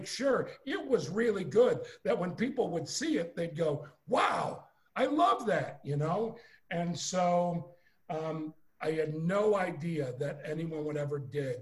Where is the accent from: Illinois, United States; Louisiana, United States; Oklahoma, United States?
Illinois, United States; Chicago; moved away as an adult; also born or lived in Los Angeles; I'm from Chicago, Illinois.